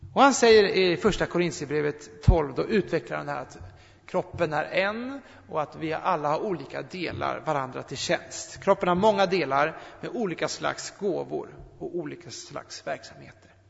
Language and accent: Swedish; Sweden; Jag är född svensk